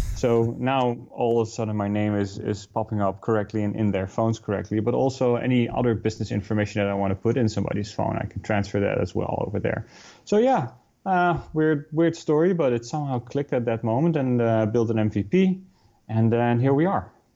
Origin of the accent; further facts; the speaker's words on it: Netherlands; moved away as an adult; also born or lived in New York City; now in Hoboken, United States; We're both Dutch. We moved here from the Netherlands uh, about six years ago already